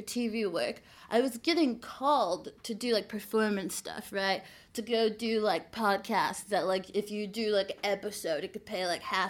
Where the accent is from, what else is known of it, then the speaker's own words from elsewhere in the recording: United States; moved away as an adult; I'm from America, which is gross. And I'm really glad to not be there